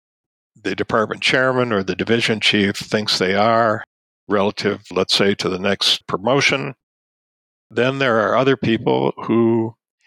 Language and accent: English; Ann Arbor, Michigan, United States; also born or lived in Tübingen / Washington, D.C.; my hometown